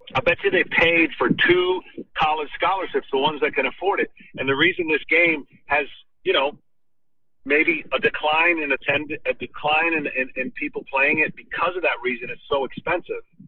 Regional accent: Lansing, Michigan, United States; I grew up in Michigan

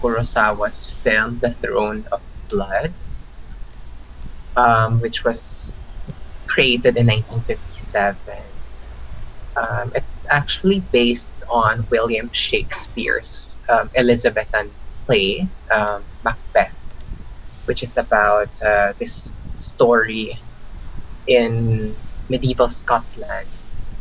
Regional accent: Philippines; also born or lived in Osaka, Japan; I'm actually a Filipino Chinese

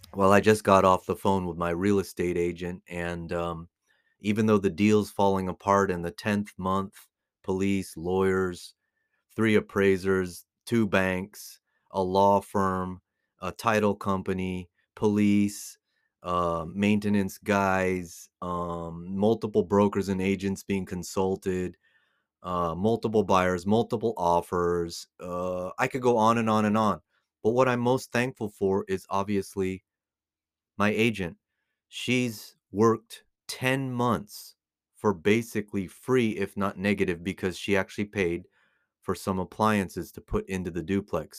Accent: United States; now in Las Vegas, United States; born and raised in America

